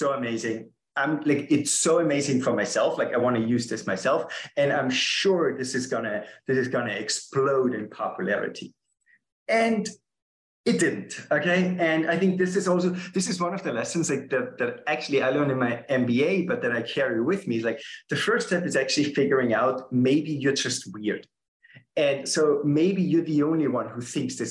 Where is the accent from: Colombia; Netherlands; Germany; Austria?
Austria; English is a second language; moved away as an adult; now in San Francisco, United States; I'm originally from Austria